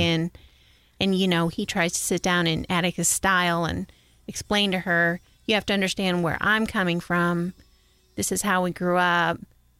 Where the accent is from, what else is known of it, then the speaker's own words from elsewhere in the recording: New York, United States; I grew up in New York. I grew up in a pretty white bread neighborhood, mm-hmm. small town